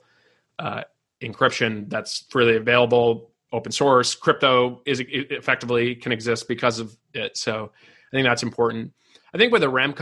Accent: Massachusetts, United States; I grew up in Massachusetts

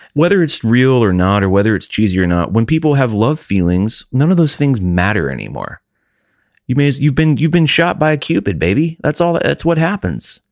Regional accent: United States; I'm an American. I can't control where I was born

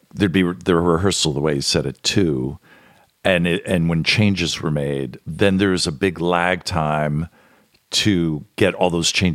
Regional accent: New Jersey, United States; My home state.

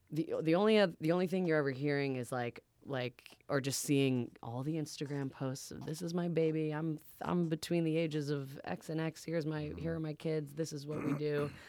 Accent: Boston, Massachusetts, United States; I'm from Boston. We were there last week. We were just hanging out with my family, doing that.

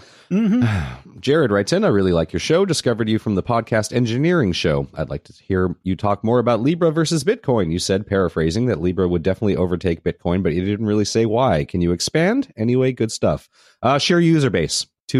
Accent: Malta; I come from Malta, which is, I know where Malta is.

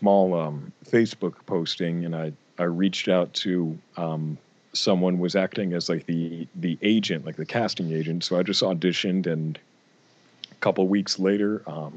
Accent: Western Massachusetts, United States; I'm from Western Massachusetts

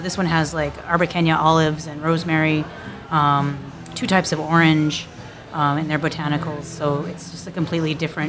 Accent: Albuquerque, New Mexico, United States; I grew up in Albuquerque, New Mexico.

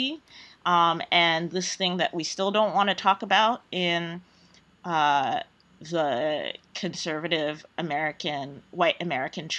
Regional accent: Nigeria; I'm Nigerian, I'm black

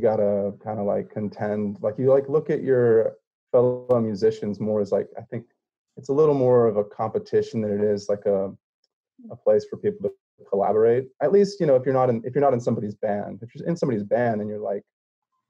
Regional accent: Austin, Texas, United States; moved away as an adult; now in New Orleans, United States; I was mostly just escaping Austin. Just, you know, it's my hometown

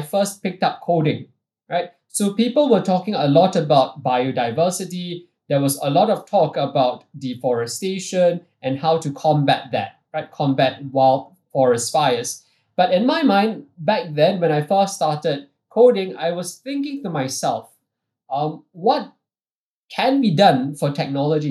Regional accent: Singapore; even though I'm Singaporean and what we do predominantly is based out of Singapore

